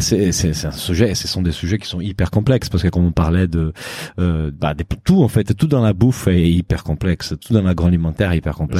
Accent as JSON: {"language": "French", "country": "Brazil", "moved": "yes", "said": "je suis brésilien"}